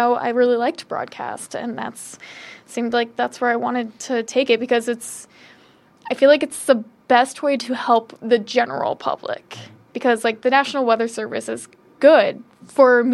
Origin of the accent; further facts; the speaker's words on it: Carmel, Indiana, United States; moved away as an adult; also born or lived in Muncie, Indiana; I come from Indianapolis, specifically Carmel, Indiana